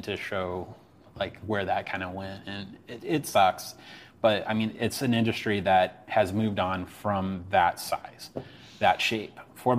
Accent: Midwest, United States; I grew up in the Midwest

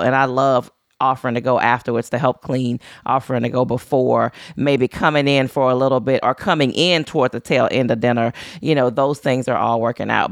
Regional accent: Louisiana, United States; moved away; I'm from Louisiana. I no longer live in Louisiana.

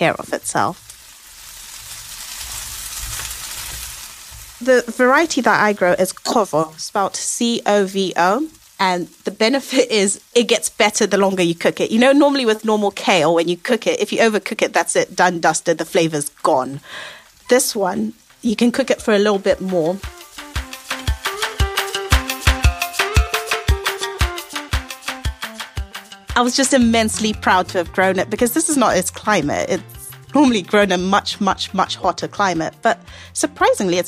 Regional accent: Zimbabwe; now in United Kingdom; I'm from Zimbabwe

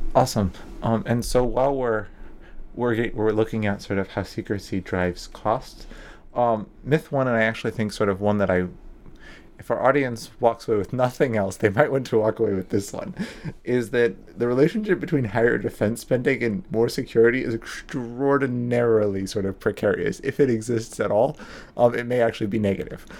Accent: United States; I'm American

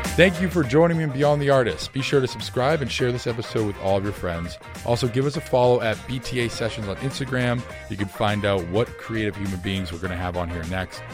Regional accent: Boston, Massachusetts, United States; I'm from Boston

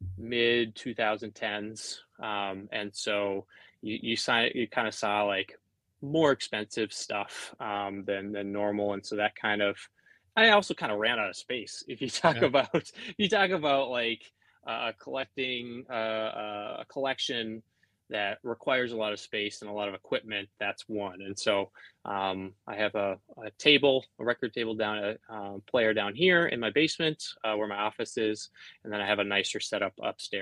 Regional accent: Duluth, Minnesota, United States; I grew up in Duluth, Minnesota, which is right on the tip of Lake Superior

